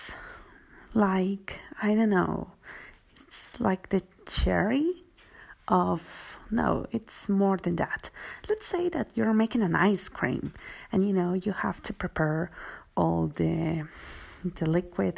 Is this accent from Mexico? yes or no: yes; Mexico; I'm from Mexico